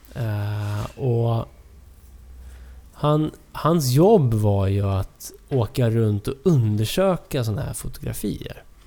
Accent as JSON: {"language": "Swedish", "town": "Sundbyberg", "region": "Stockholm County", "country": "Sweden", "tie": "born or raised there", "said": "Sundbyberg där vi växte upp"}